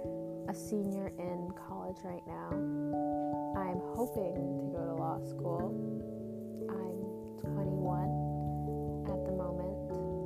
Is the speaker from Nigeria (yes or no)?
yes; Nigeria; I am Nigerian. I am the first daughter to a Nigerian family